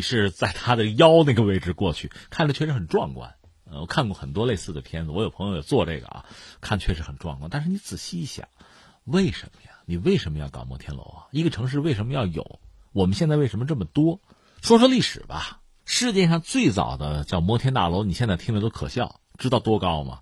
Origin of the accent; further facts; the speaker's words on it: China; 我是中国人